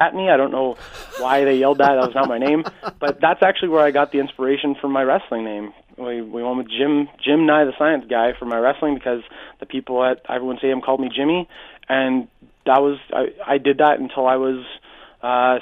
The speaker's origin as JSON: {"language": "English", "town": "Hamilton", "region": "Ontario", "country": "Canada", "said": "Yeah, I'm from Hamilton."}